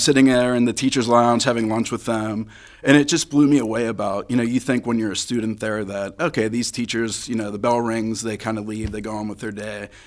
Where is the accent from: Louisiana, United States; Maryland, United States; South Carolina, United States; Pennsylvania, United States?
Pennsylvania, United States; Crafton; also born or lived in Greentree; I grew up in Crafton. Now I live in Greentree